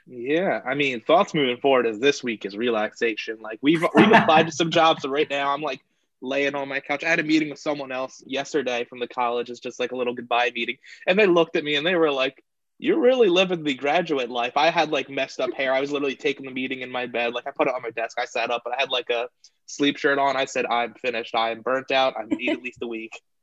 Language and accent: English; Tabernacle, New Jersey, United States; am from Tabernacle, New Jersey, hidden away in the pine barrens of South Jersey.